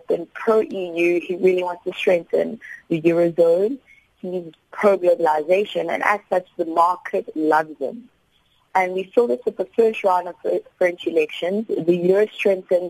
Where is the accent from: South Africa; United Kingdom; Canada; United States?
South Africa; as a South African